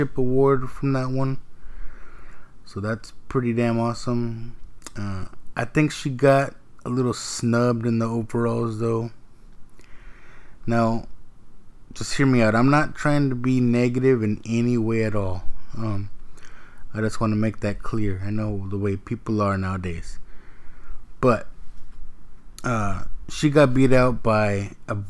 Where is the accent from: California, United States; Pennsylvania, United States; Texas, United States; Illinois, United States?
Texas, United States; I'm from Texas